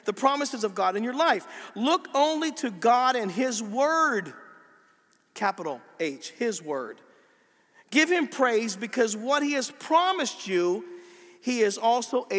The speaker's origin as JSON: {"language": "English", "region": "Pennsylvania", "country": "United States", "said": "I'm from Pennsylvania. We talk funny"}